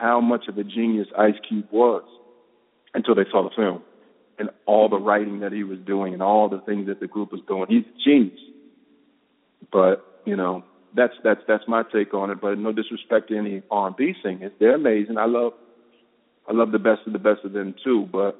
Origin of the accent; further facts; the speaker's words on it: East Coast, United States; But I come from the East Coast, so I respect people that are sick with the pen.